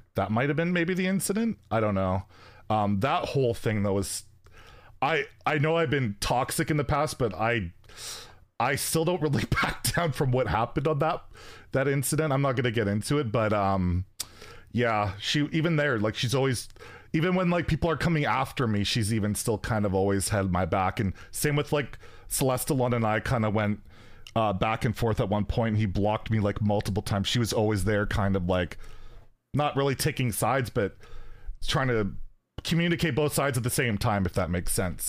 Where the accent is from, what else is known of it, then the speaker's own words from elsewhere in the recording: Canada; I'm Canadian